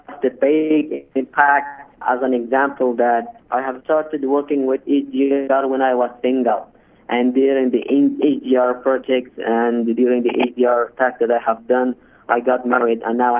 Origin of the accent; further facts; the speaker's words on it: Afghanistan; I'm from Afghanistan.